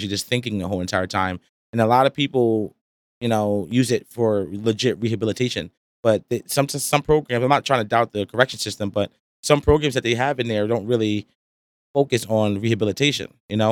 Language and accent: English; Rahway, New Jersey, United States; I'm from Rahway, you know, New Jersey.